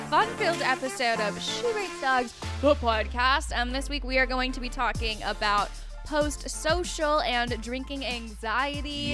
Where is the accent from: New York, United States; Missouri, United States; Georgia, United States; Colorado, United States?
Colorado, United States; moved away; I grew up in Colorado